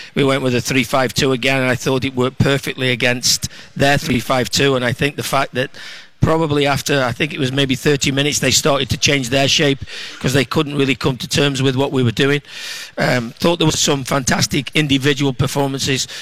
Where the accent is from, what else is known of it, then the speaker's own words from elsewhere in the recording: England, United Kingdom; now in Minneapolis, United States; I'm an English